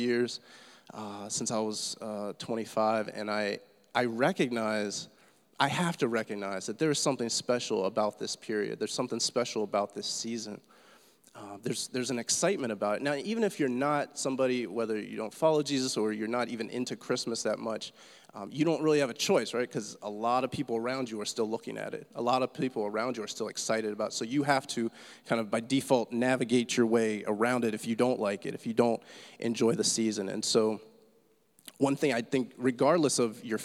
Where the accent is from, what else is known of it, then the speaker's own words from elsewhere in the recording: Pittsburgh, Pennsylvania, United States; moved away; I'm from Pittsburgh originally